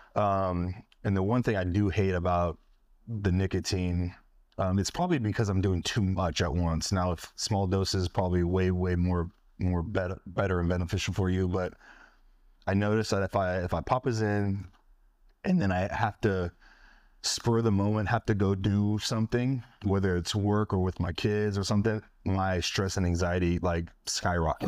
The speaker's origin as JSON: {"language": "English", "region": "Northern California", "country": "United States", "tie": "born or raised there", "moved": "yes", "said": "I'm from California"}